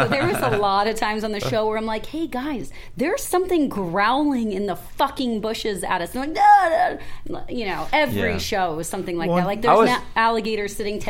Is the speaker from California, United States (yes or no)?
yes; Calabasas, California, United States; born or raised there